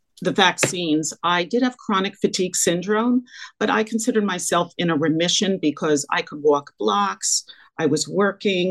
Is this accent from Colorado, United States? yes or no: no; Liberty, New York, United States; moved away as an adult; also born or lived in Syracuse, New York / Long Island, New York; now in New York City, United States; I grew up in a small town called Liberty, New York, in the Catskill Mountains of New York